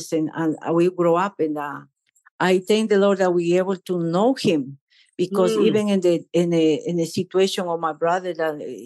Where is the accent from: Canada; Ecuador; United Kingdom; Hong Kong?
Ecuador; English is a second language; moved away as an adult; also born or lived in South Carolina, United States; now in United States; I grew up in Ecuador.